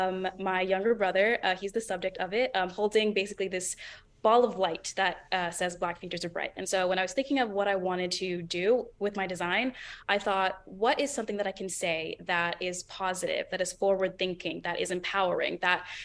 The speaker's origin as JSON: {"language": "English", "town": "Oakland", "region": "California", "country": "United States", "tie": "born or raised there", "said": "So I'm from Oakland. I went to Oakland School for the Arts for middle school and high school"}